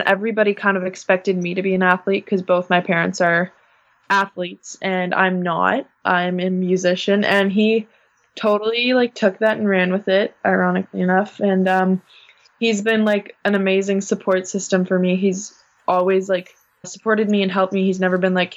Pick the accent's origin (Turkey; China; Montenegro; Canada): Canada; Guelph, Ontario; I'm from this place that nobody knows in Canada called Guelph